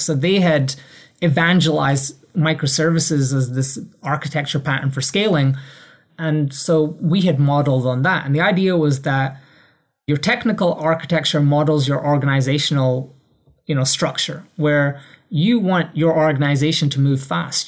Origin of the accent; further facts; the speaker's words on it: Edinburgh, Scotland, United Kingdom; moved away as an adult; also born or lived in London; I grew up in Edinburgh, Scotland